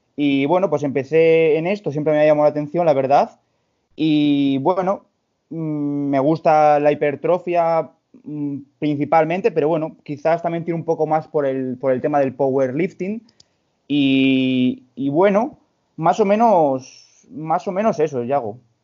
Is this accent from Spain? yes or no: yes; León, Castile and León, Spain; soy de aquí de León también